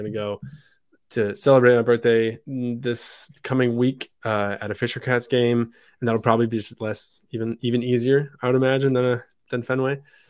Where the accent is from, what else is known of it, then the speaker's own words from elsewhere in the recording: France; born there; I was born in France, but I don't speak it great. I spoke English at home when I was living in France